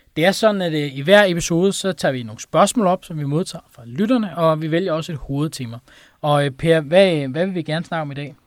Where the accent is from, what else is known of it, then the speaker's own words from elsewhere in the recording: Denmark; som dansker